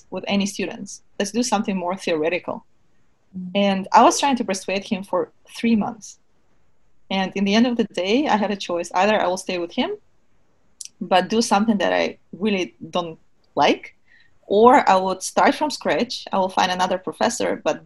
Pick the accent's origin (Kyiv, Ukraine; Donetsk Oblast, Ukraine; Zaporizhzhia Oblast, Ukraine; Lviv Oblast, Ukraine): Kyiv, Ukraine; moved away as an adult; also born or lived in Germany; now in United States; I was born and raised in Kiev